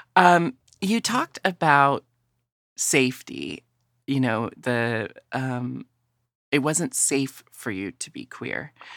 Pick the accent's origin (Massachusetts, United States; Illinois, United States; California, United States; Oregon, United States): Oregon, United States; Portland; I grew up in Portland, Oregon, and had a family that was very, um, accepting.